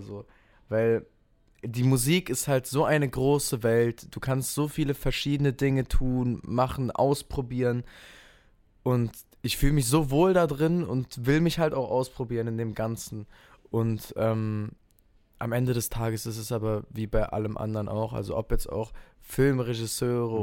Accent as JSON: {"language": "German", "town": "Kehl", "region": "Baden-Württemberg", "country": "Germany", "tie": "born or raised there", "also_born_or_lived": "Offenburg", "said": "ich bin geboren in Kehl, das ist direkt an der französischen Grenze und meine Family wohnt in Offenburg. Deswegen ähm, bin ich hier im Park groß geworden"}